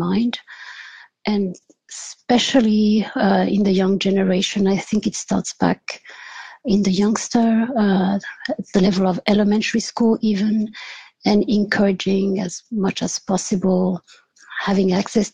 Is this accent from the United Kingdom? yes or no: no; France; moved away as an adult; also born or lived in Switzerland / California, United States; now in Belgium; I was born in France. And did my studies there, my undergraduate studies there. But my parents are actually from Portugal